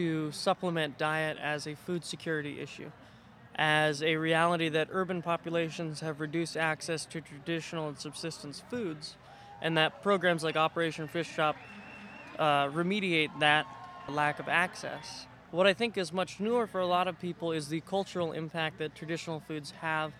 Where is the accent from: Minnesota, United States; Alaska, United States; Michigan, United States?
Alaska, United States; Kenai; I'm Kenaitse Indian and Siberian Yupik Eskimo from Kenai, Alaska